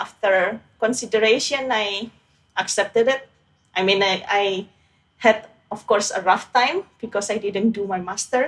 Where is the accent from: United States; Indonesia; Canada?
Indonesia; moved away; I grew up in Indonesia